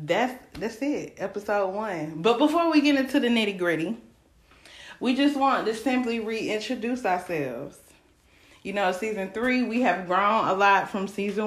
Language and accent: English; Greenville, South Carolina, United States; I'm from South Carolina, Greenville, South Carolina, 864, all day, stand up, the best area code in South Carolina.